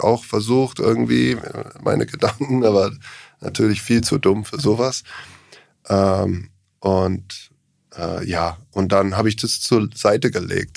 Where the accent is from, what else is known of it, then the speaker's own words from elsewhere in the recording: Australia; German is a second language; now in Germany; ich komme aus Australien ursprünglich